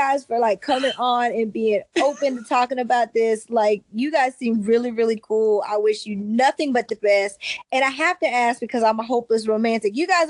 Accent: Charleston, South Carolina, United States; We're from Charleston, South Carolina.

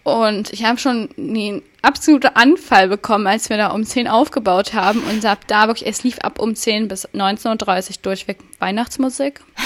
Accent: Thuringia, Germany; ich komme auch aus Thüringen

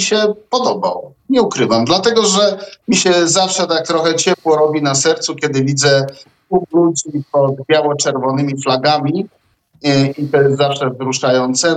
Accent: Zamość, Lublin Voivodeship, Poland; Ja pochodzę z Zamościa konkretnie

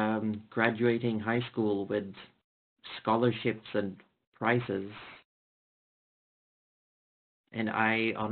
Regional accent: Sweden; I'm from Sweden. I didn't fit in a regular Swedish high school

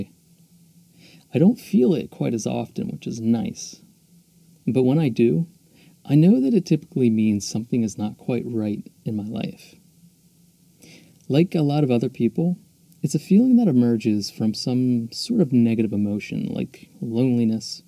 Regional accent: Philadelphia, Pennsylvania, United States; also born or lived in Mexico; I was born and raised just outside of Philadelphia, so it's my hometown

